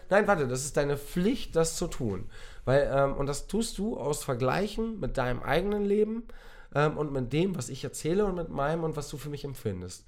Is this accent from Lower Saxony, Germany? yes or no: yes; near Otterndorf, Lower Saxony, Germany; ich komme aus der Nähe, also ich bin geboren in der Nähe von Otterndorf.